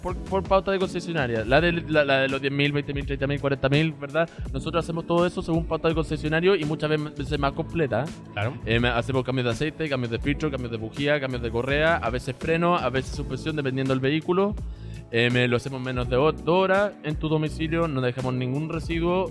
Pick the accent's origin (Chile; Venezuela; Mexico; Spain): Chile; moved away as an adult; also born or lived in China / United States; Yo soy chileno, nacido y criado acá hasta los 19 años. Viví en China de los 4 hasta los 7 años.